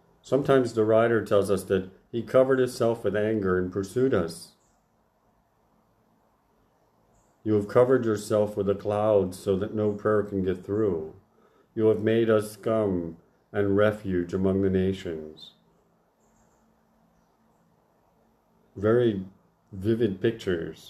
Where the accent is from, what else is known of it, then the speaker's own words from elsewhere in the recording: United States; growing up in the Church of the Nazarene in America